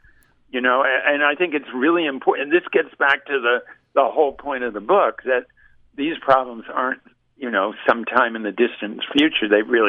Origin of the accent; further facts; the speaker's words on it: Dade County, southern Florida, United States; moved away; also born or lived in New York; So my formative growing up years were all in southern Florida, and we lived in the highest point in Dade County, which was about 13 feet above sea level, and this is in the 1950s.